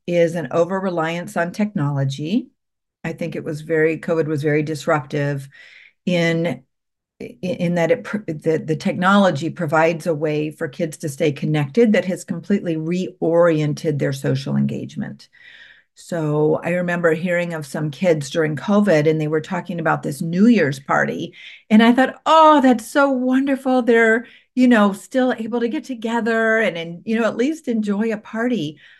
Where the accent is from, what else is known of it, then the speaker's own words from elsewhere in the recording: Columbus, Ohio, United States; I was from Columbus